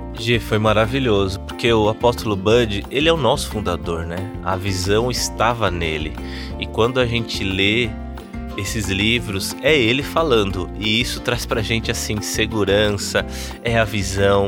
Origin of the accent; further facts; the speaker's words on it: São Paulo, Brazil; moved away as an adult; now in Campina Grande, Brazil; eu sou de São Paulo, né? Mas já estou há cinco anos em Campina Grande.